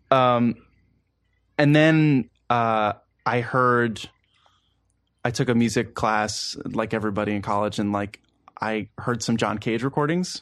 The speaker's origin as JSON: {"language": "English", "town": "Baltimore", "region": "Maryland", "country": "United States", "tie": "born or raised there", "also_born_or_lived": "Maine", "moved": "as an adult", "lives_now": "Washington, D.C., United States", "said": "I grew up in Baltimore"}